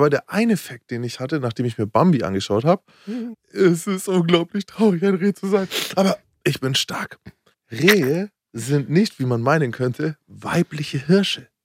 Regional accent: Berlin, Germany; Berliner, ihr, ihr kommt alle aus dem Dorf.

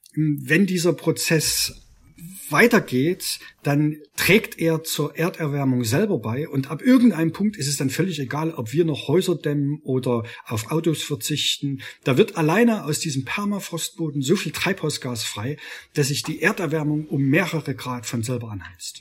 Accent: Freiberg, Saxony, Germany; Ich komme aus Freiberg, aus einer Stadt, die äh, die bundmetallurgie der DDR war

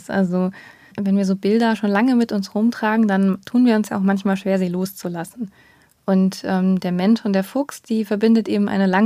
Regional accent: Baden-Württemberg, Germany; Also ich bin selber auch noch mit diesen Schildern aufgewachsen. Ich bin ja in Baden-Württemberg aufgewachsen

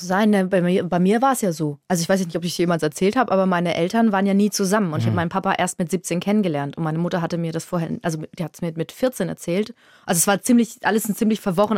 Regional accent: Würzburg, Bavaria, Germany; born or raised there

